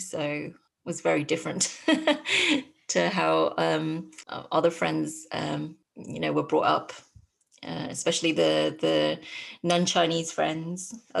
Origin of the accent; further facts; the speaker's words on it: London, United Kingdom; So my parents are both from Hong Kong, and they moved to London 2 years before I was born.